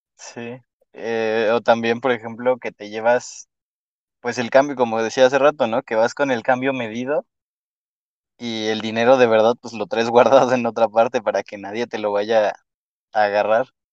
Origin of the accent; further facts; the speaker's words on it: Mexico City, Mexico; soy chilango, bueno, soy, soy de la Ciudad de México